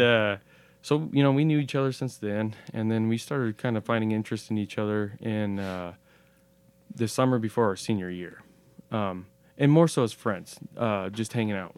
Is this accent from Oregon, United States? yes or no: yes; Pendleton, Oregon, United States; born or raised there